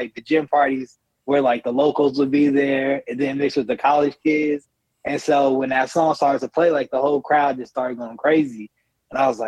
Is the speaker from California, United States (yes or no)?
no; Colorado, United States; moved away as an adult; also born or lived in Orangeburg, South Carolina; I'm from Colorado